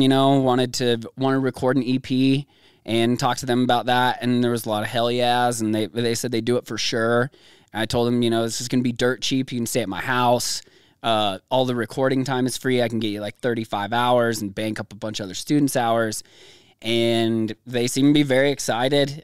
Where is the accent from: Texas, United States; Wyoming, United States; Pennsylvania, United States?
Wyoming, United States; Gillette; moved away; also born or lived in California; I was like four or something when we finally moved out there